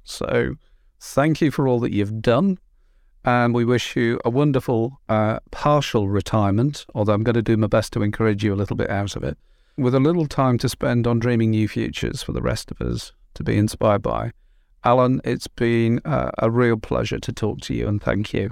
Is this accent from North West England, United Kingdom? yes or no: yes; Merseyside, North West England, United Kingdom; moved away; I'm, I'm from Merseyside originally